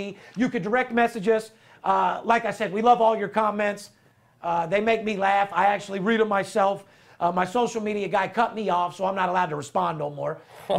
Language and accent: English; Las Vegas, Nevada, United States; I'm third generation born and raised in Las Vegas.